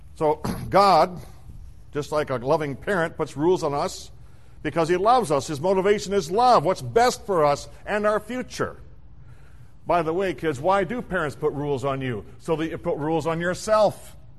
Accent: South Dakota, United States; When I was a child, I was raised in the Midwest in South Dakota

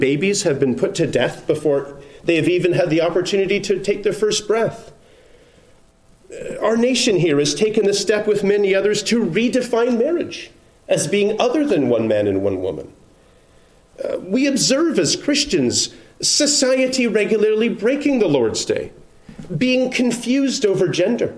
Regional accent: Canada; now in United States; I'm a Canadian

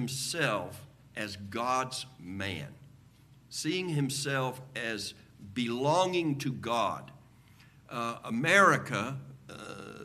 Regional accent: United States; as Americans

